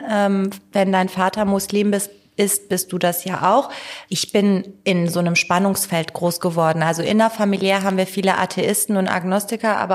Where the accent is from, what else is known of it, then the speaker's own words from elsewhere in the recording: Tehran, Tehran Province, Iran; German is a second language; now in Germany; Wobei ich kann jetzt nur für Teheran und den Norden Irans sprechen, wo ich herkomme.